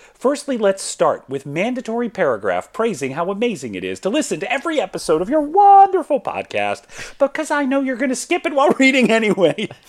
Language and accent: English; Atlanta, Georgia, United States; moved away as an adult; I come from Atlanta, Georgia.